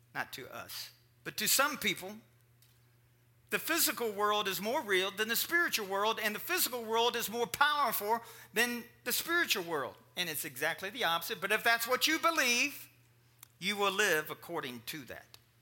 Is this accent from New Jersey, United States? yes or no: no; Kentucky, United States; I was raised in Kentucky